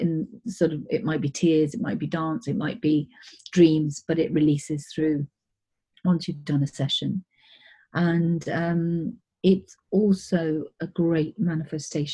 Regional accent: England, United Kingdom; also born or lived in East Africa; My parents were born in India, and we lived in East Africa and then came to England from the age of six or something, so I'm very British

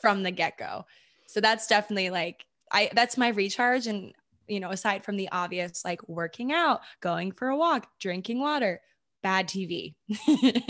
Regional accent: Maryland, United States; moved away as an adult; also born or lived in New York / California; I'm from Maryland. That's where I was born and grew up

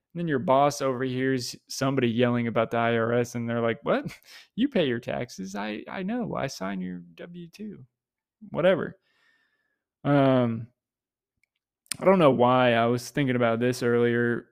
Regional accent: Tampa, Florida, United States; something I was immersed in growing up in Tampa

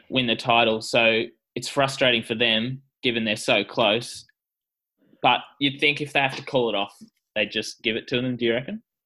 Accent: Australia; as an Australian

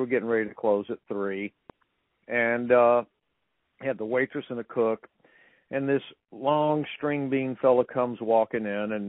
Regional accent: Sandy Springs, Georgia, United States; moved away as an adult; also born or lived in San Diego; now in Nashville, United States; I grew up in Atlanta, north of Atlanta, in an area called Sandy Springs, which was nicknamed the Golden Ghetto.

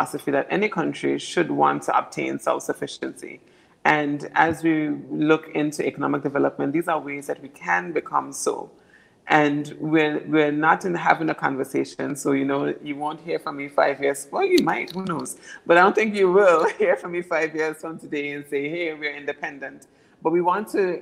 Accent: Anguilla; we are British overseas territory

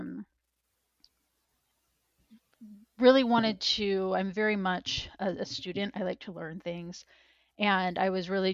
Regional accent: Missouri, United States; I grew up in Missouri

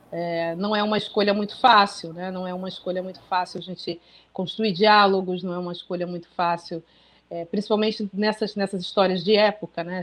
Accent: Brazil; first language Portuguese; somos brasileiros, fomos criados em português

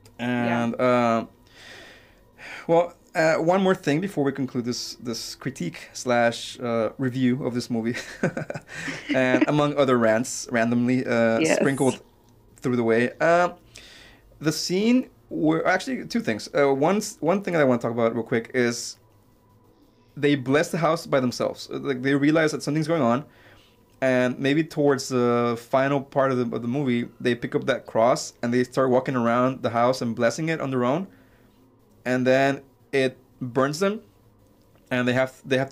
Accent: Mexico; I was born in Mexico

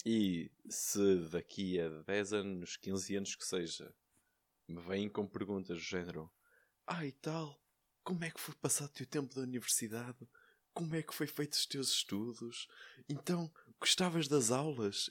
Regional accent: Valongo, Norte, Portugal; sou, sou de Valongo

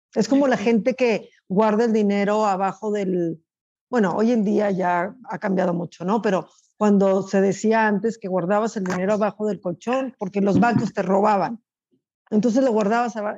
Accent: Chihuahua, Mexico; also born or lived in United States (border); now in United States; yo soy de Chihuahua

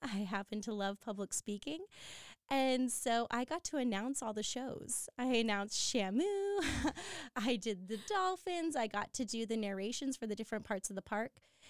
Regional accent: San Diego, California, United States; I'm San Diego born and bred. I grew up in Point Loma

